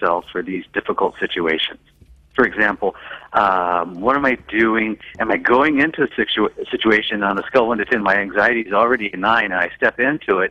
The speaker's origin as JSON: {"language": "English", "town": "Seattle", "region": "Washington", "country": "United States", "said": "I'm from Seattle"}